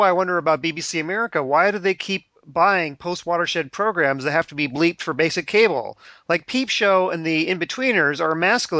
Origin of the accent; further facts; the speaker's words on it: Wales, United Kingdom; I'm Welsh.